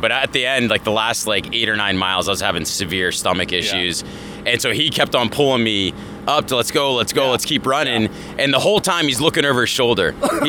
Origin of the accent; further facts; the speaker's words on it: Annapolis, Maryland, United States; now in Haddonfield, United States; I'm originally from Annapolis, Maryland. We both live in Haddonfield, New Jersey, just outside of Philadelphia.